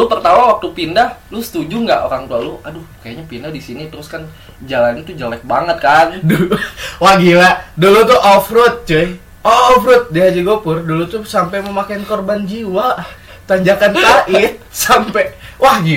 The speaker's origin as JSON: {"language": "Indonesian", "town": "Bogor", "region": "West Java", "country": "Indonesia", "tie": "born or raised there", "also_born_or_lived": "Cimahi", "said": "karena gue lahir di Bogor kan gue lahir okay, di Bogor okay. terus uh, eh, gue kecil di Bogor pindah dulu itu di gue Cimahi dulu gue di Citerep"}